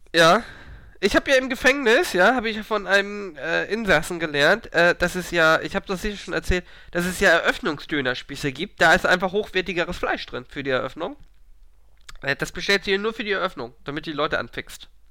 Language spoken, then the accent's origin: German; Hamburg, Germany; als Hamburger